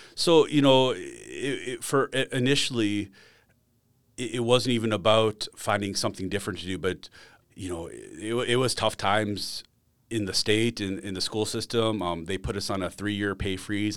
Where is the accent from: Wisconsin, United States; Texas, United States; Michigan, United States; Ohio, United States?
Wisconsin, United States; Silver Lake; also born or lived in Chicago area, Illinois; I grew up in uh, a small town, Silver Lake, Wisconsin, out toward Lake Geneva area